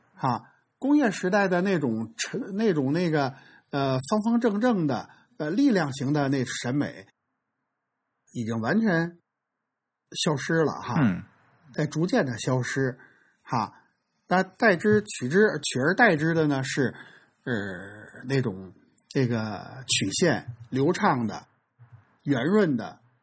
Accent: China; 我觉得我们中国人做宋体、做黑体

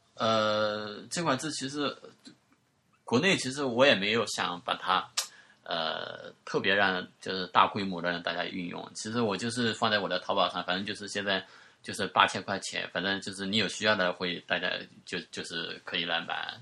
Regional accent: China; accent: Wu; 我们方言的，就是那个， 那个吴语当中方言

